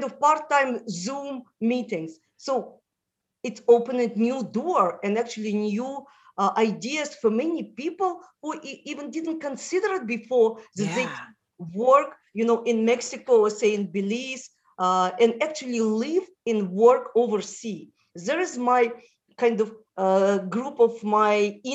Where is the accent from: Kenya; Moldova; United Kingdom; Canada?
Moldova; first language Russian; English is a second language; moved away; also born or lived in Israel; I was born in Moldova, where the national language is Romanian.